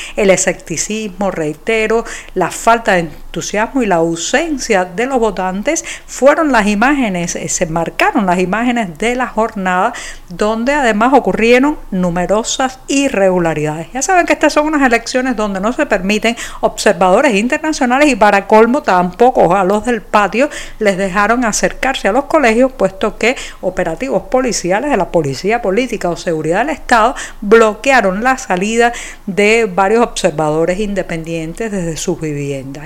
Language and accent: Spanish; Cuba